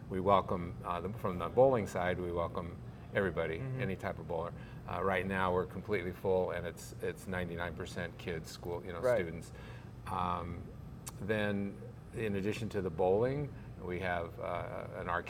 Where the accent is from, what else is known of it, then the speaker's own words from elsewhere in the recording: San Francisco, California, United States; also born or lived in Seattle, Washington; now in Lake Norman, United States; I moved here 11 years ago from Seattle. And I grew up in San Francisco